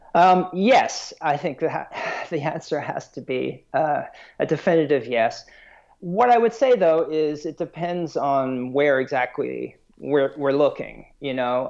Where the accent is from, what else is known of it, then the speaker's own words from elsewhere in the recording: South Africa; moved away; I'm originally from South Africa